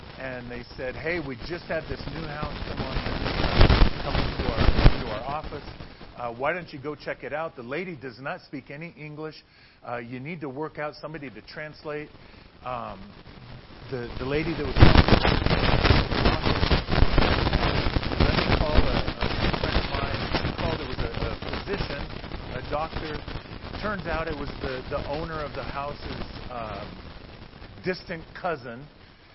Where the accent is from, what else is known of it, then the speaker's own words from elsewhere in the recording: Oregon, United States; moved away as an adult; also born or lived in Ukraine; I'm from Oregon, and we heated our house with wood